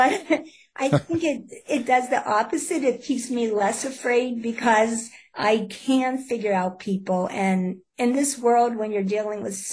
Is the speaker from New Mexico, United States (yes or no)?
no; Pittsburgh, Pennsylvania, United States; I'm from Pittsburgh, Pennsylvania.